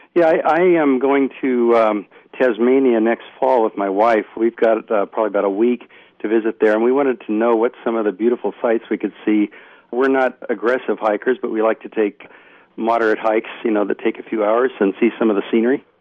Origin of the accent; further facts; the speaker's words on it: United States; I'm actually an Australian citizen. I was born in the U.S., but my mother's from there